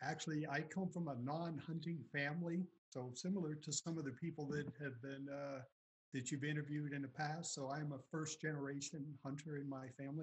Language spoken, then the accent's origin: English; Payson, Arizona, United States; I'm from Payson, Arizona, and that's in Gila County.